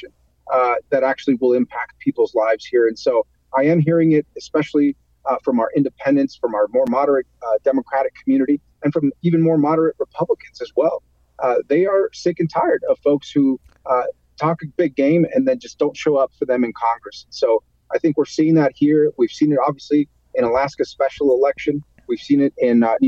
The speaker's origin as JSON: {"language": "English", "town": "Ciudad Juárez", "region": "Chihuahua", "country": "Mexico", "tie": "born or raised there", "moved": "yes", "lives_now": "Las Cruces, United States", "said": "I actually grew up in Ciudad Juarez, Chihuahua, but I was the first in my family to be born in this country"}